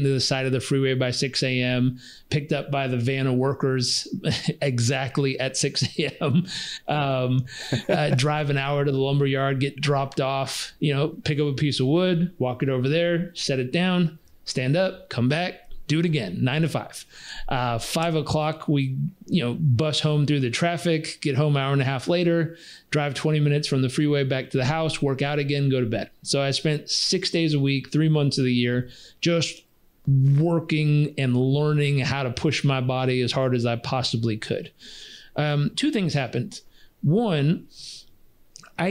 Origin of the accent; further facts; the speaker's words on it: Southern California, United States; I was stubborn from Southern California.